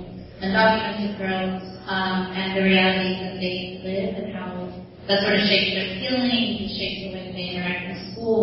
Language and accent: English; Dallas, Texas, United States; now in Chicago, United States; I'm based out of Chicago, and my hometown is actually Dallas, Texas.